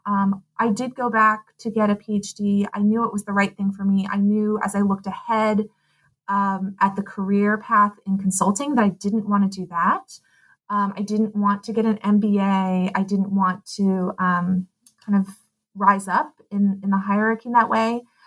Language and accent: English; Pasadena, California, United States; also born or lived in Claremont, California / Amherst, Massachusetts / Stanford, California / Portland; I grew up in Pasadena